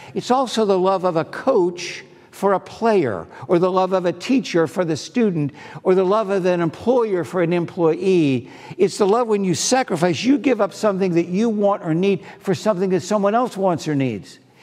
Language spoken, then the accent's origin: English; East Coast, United States; I was from the East Coast